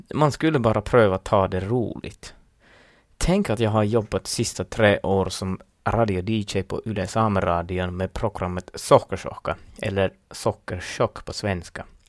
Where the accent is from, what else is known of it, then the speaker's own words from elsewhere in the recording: Lapland, Finland; first language Northern Sami; Swedish is a second language; så brukar vi tänka här i Finland